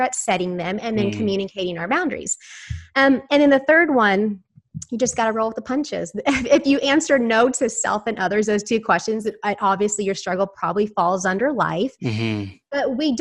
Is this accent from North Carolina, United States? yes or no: no; Houston, Texas, United States; I'm from Houston, Texas